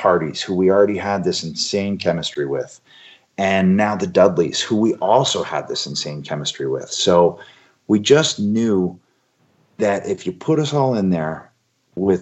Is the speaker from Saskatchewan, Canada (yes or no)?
no; Toronto, Ontario, Canada; in Toronto in my hometown in the Sky Dome